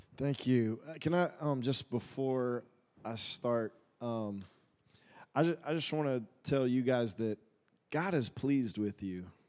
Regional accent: Woodstock, Georgia, United States; moved away as an adult; also born or lived in Tulsa, Oklahoma; I grew up in Woodstock

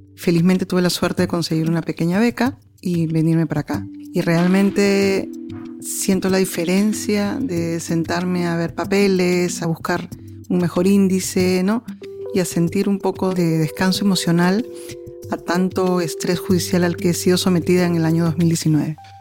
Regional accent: Peru; mi país

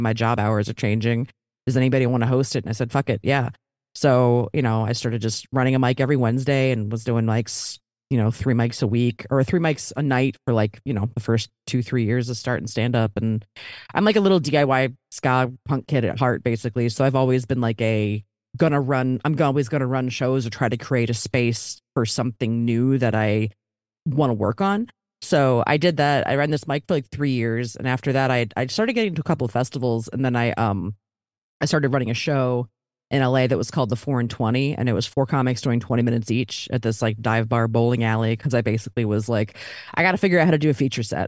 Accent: Baltimore, Maryland, United States; moved away as an adult; also born or lived in Philadelphia; now in Los Angeles, United States; I'm from Baltimore originally, went to college in Philly, but then I moved out to L

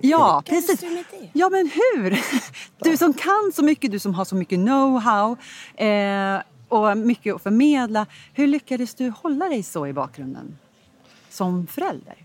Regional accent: Sigtuna, Stockholm County, Sweden; now in Stockholm, Sweden; Sigtuna, vi är barndomskompisar

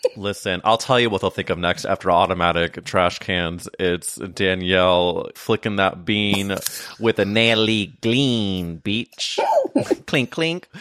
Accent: St. Louis, Missouri, United States; I'm from St. Louis

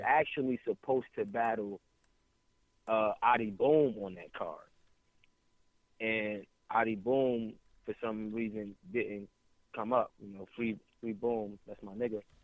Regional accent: East Orange, New Jersey, United States; I'm from East Orange. I ain't from North

